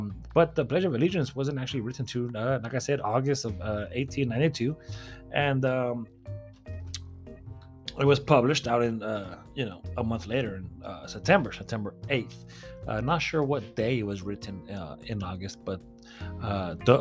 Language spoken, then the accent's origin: English; United States; we are American